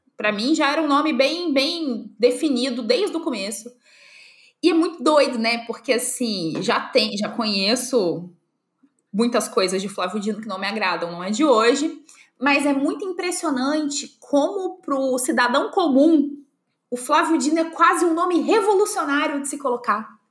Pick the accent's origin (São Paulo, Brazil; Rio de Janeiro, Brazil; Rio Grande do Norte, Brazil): Rio de Janeiro, Brazil; Volta Redonda; moved away as an adult; now in Santa Catarina, Brazil; eu sou do estado do Rio, se Volta Redonda, é, se a região que, que eu nasci, que eu cresci